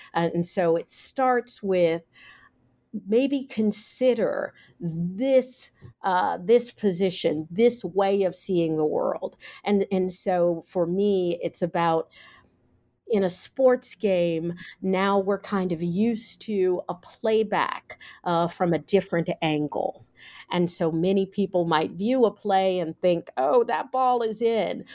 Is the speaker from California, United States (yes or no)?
no; Cincinnati, Ohio, United States; I grew up in Cincinnati, Ohio